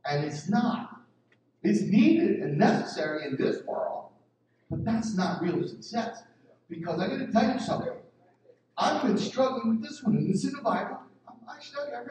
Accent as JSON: {"language": "English", "town": "Philadelphia", "region": "Pennsylvania", "country": "United States", "tie": "born or raised there", "said": "I'm from North Philly"}